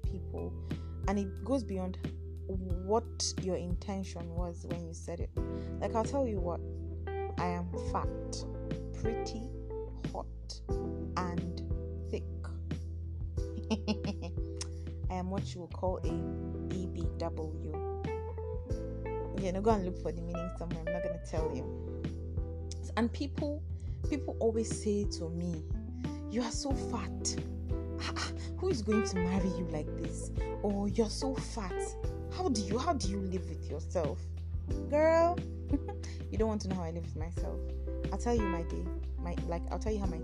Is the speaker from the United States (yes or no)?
no; Nigeria; I am a Nigerian